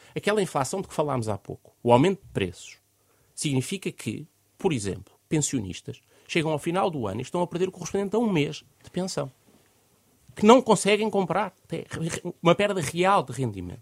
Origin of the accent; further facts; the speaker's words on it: Portugal; enquanto portugueses